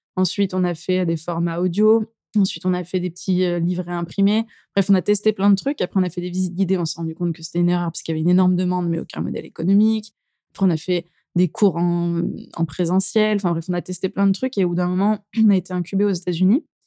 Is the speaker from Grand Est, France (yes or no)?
no; Drôme, near Valence, Auvergne-Rhône-Alpes, France; now in Lyon, France; Alors je suis de la Drôme exactement, plutôt près de Valence, mais je me suis effectivement rapprochée du coup de, là où j'ai grandi.